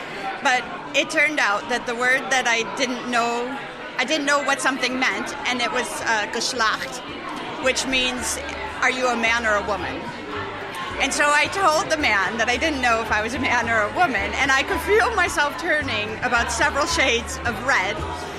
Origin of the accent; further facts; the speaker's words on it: United States; now in Netherlands; I'm from the United States.